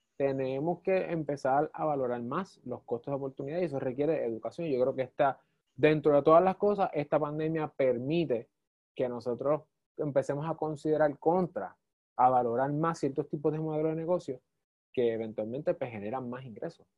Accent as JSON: {"language": "Spanish", "country": "Puerto Rico", "said": "como puertorriqueños"}